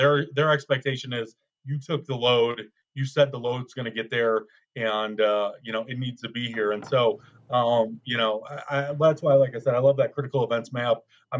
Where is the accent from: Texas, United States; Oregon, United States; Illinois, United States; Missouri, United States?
Illinois, United States; Chicago; moved away as an adult; now in Denver, United States; I'm a Midwesterner, so born and raised in Chicago